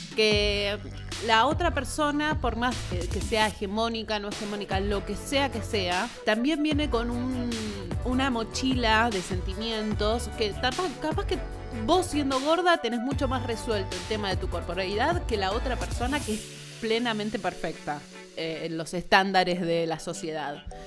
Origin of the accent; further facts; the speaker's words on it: Argentina; nosotros somos Argentina